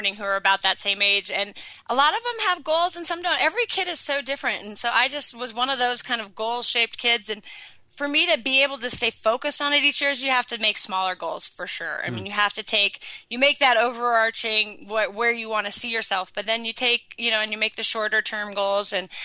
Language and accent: English; Sun Valley, Idaho, United States; I was in Sun Valley, my hometown, on the mountain that I had grown up on.